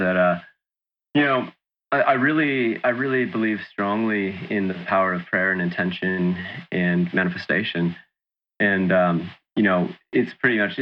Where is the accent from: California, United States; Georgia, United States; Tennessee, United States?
California, United States; Sacramento; moved away as an adult; also born or lived in New South Wales, Australia; now in Byron Bay, Australia; I'm from California originally. I was born in Sacramento